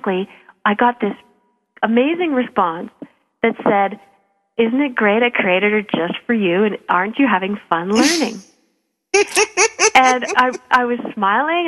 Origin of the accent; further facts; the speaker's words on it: Calgary, Alberta, Canada; I'm from Calgary